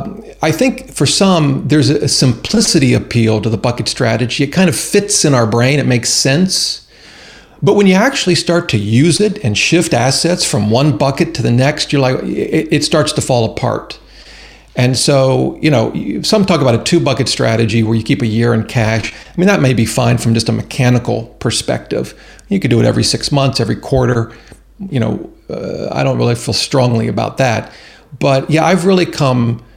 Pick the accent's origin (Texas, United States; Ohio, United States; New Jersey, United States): Ohio, United States; moved away; I'm originally from Ohio and the cornfields